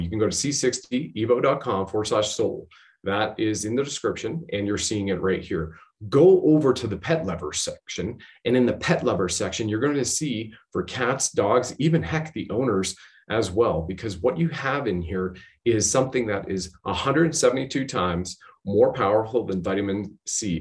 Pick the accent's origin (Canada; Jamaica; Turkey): Canada; also born or lived in Ontario